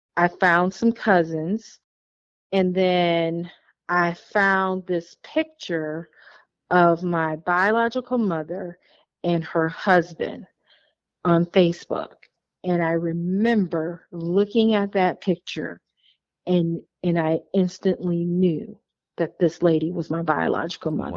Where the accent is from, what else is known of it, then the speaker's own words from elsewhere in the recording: Illinois, United States; also born or lived in Wauwatosa, Wisconsin; I found an aunt who lived in my hometown where I grew up at in Illinois